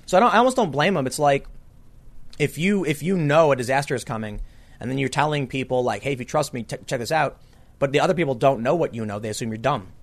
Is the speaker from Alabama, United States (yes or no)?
no; Chicago, Illinois, United States; I grew up on the South Side.